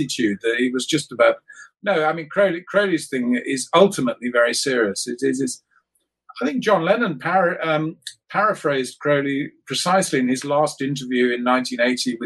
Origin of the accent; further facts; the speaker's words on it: United Kingdom; growing up in Britain